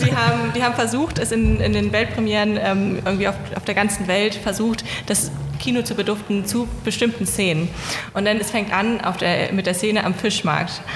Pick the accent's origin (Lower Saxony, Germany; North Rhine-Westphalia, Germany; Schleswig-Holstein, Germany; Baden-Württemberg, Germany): Lower Saxony, Germany; Hanover; moved away; also born or lived in Greifswald; Ich komme aus Hannover